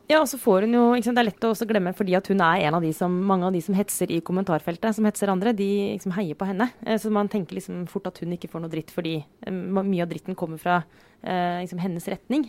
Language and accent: Norwegian; Romerike, Akershus, Norway; moved away; bodde jeg fortsatt eh, hjemme på Romerike